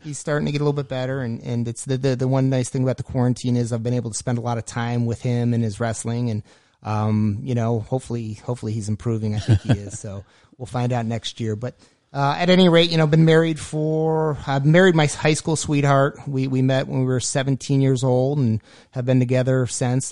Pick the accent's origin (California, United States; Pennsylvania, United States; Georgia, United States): Pennsylvania, United States; Erie; moved away; I was born and raised in Erie, Pennsylvania